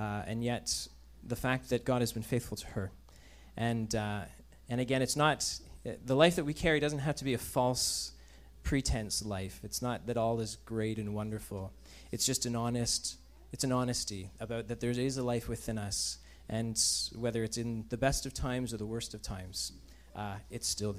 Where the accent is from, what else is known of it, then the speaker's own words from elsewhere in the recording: Canada; we're Canadian